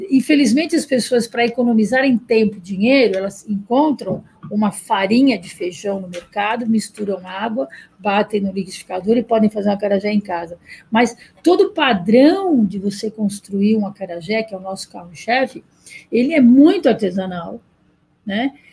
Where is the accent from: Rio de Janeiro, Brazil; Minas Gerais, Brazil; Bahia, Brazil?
Bahia, Brazil; Salvador; Eu sou de Salvador, que eu quero fazer uma.